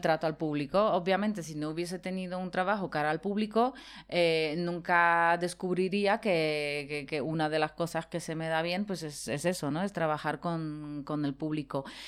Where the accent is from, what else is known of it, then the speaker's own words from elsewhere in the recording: Poland; moved away; yo me crié en Polonia